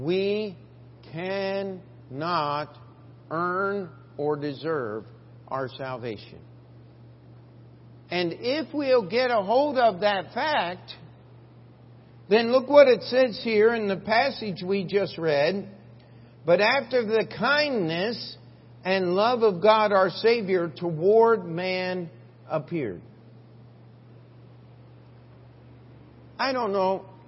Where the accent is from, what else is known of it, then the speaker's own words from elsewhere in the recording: Westminster, Maryland, United States; moved away as an adult; now in New York, United States; my hometown in Westminster, Maryland